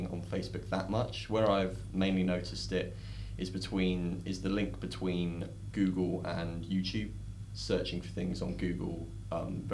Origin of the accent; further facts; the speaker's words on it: London, United Kingdom; I'm British and I'm from London